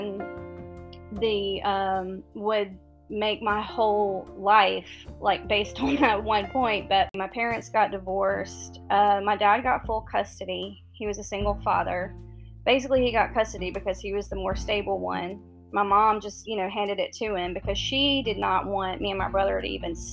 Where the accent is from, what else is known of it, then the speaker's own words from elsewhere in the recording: Mississippi, United States; I was born and raised in Mississippi, down south